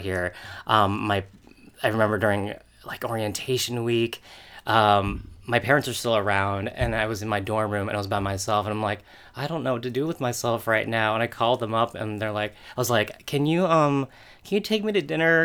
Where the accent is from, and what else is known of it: Rancho Palos Verdes, California, United States; born or raised there; moved away; also born or lived in Torrance, California